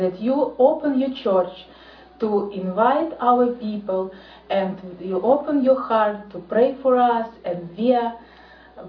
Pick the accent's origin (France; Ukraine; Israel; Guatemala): Ukraine; I'm from Ukraine.